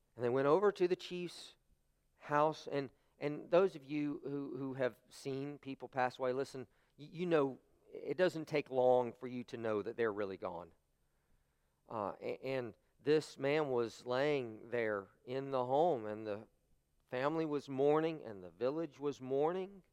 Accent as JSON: {"language": "English", "country": "United States", "said": "as American Christians, we say, you know, our faith is, is something personal to us"}